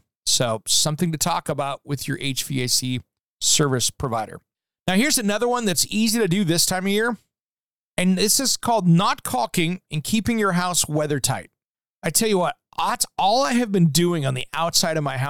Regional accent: Tri-Cities, Washington, United States; moved away; my hometown

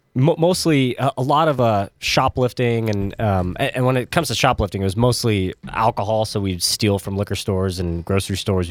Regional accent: California, United States; growing up in California, I, I loved In and Out

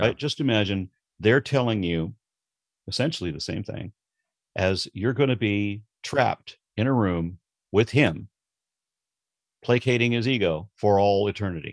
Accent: Los Angeles, California, United States; I grew up in Los Angeles, or I was a kid in Los Angeles

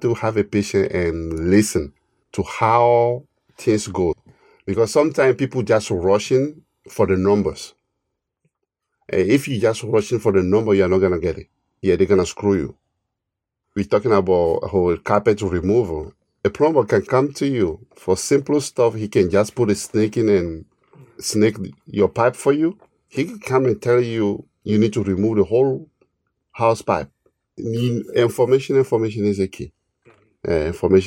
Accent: Togo; also born or lived in New Jersey, United States; now in United States; I'm an immigrant from West Africa, Togo, to U.S. almost 20 years ago

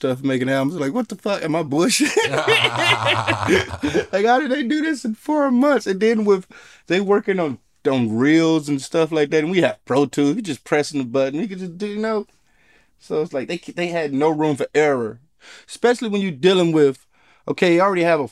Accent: Detroit, Michigan, United States; growing up in Detroit

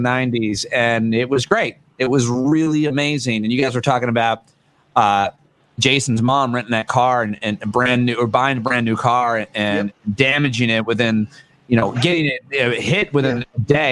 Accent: Marcellus, New York, United States; moved away; I'm in my parents' house where I grew up from age 8 to 18, and it's in upstate New York, just outside Syracuse, Marcellus, New York, on the Finger Lakes

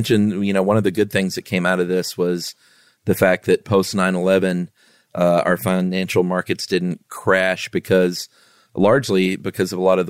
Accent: Lowell, Massachusetts, United States; I'm from Lowell, Massachusetts, where they claim the Industrial Revolution was born.

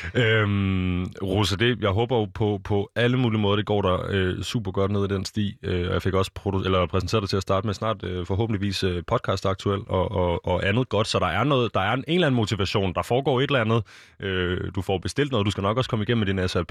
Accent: Denmark; Vi er danskere

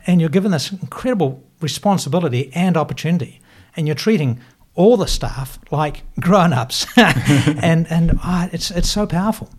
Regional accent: Invercargill, Southland, New Zealand; moved away as an adult; also born or lived in United States; now in Auckland, New Zealand; I'm from Invercargill.

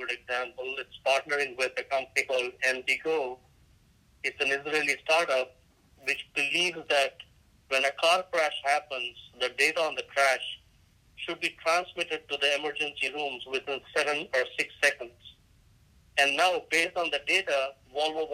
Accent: India; moved away; I'm Indian by ethnicity

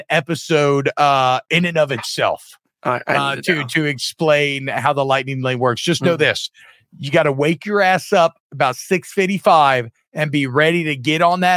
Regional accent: Louisiana, United States; I'm from Louisiana

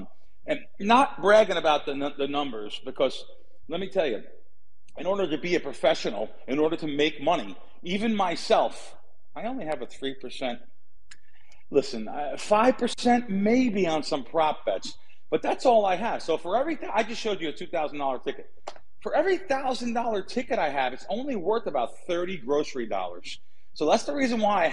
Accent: United States; moved away; we're coming in from New York and back east, New Jersey

